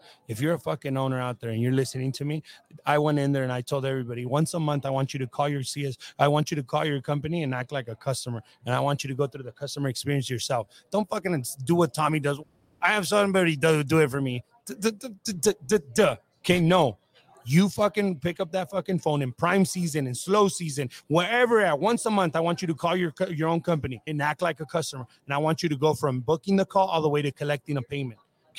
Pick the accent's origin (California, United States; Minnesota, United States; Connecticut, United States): California, United States; Whittier; Oh, I grew up in Whittier.